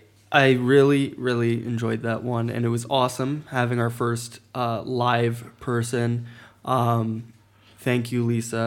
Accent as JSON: {"language": "English", "country": "United States", "moved": "yes", "lives_now": "Europe", "said": "As an American, when I came to Europe"}